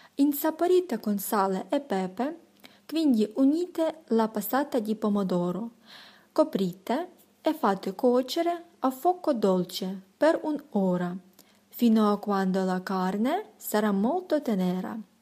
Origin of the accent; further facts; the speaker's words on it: Ukraine; sono di Ucraina